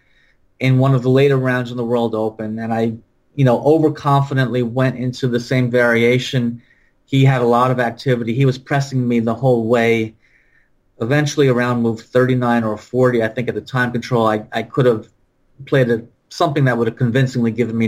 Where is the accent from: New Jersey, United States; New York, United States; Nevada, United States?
New Jersey, United States; We're both from Jersey